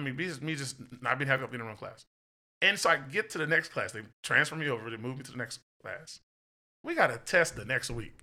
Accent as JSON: {"language": "English", "region": "Texas", "country": "United States", "said": "I'm from Texas"}